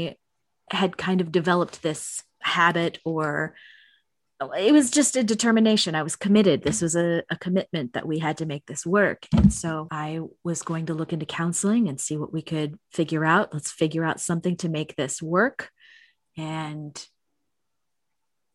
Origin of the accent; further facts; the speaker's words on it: Chicago, Illinois, United States; now in Las Vegas, United States; I was raised in Chicago where it is ridiculously cold for way too long